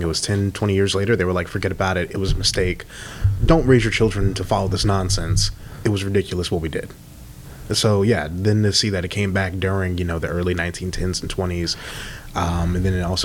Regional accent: Russellville, Arkansas, United States; I actually graduated from technically Russellville High School in 2014.

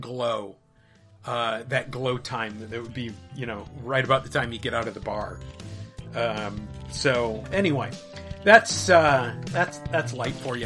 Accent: Minneapolis, Minnesota, United States; moved away; Minneapolis, where I grew up, was on the forty-fifth

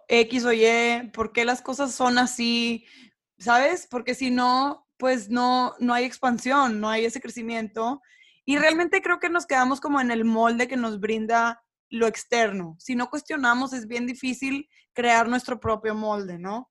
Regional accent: Monterrey, Nuevo León, Mexico; moved away; el mismo lugar donde yo crecí

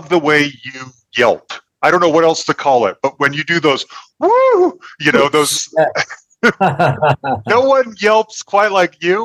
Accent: Salt Lake City, Utah, United States; now in Denver, United States; I'm from Salt Lake City and I live in Denver

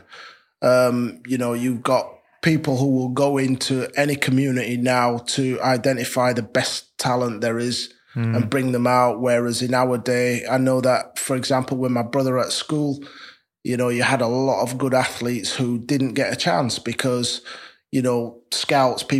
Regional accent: Leeds, Yorkshire and the Humber, United Kingdom; I'm from Leeds, down the road, raised and brought up in Chapeltown.

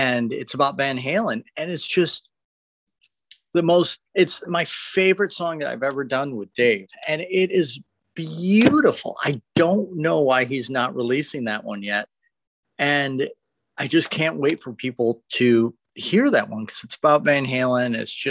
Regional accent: Detroit, Michigan, United States; moved away as an adult; now in Los Angeles, United States; it was a great place to grow up

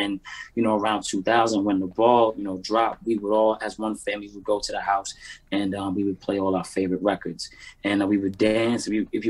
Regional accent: Brooklyn, New York, United States; again, born and raised in New York, and yeah, like everything, just being a little kid in the 90s was

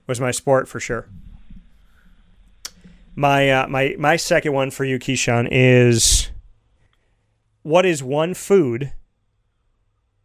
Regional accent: Syracuse, New York, United States; I grew up in Syracuse, New York

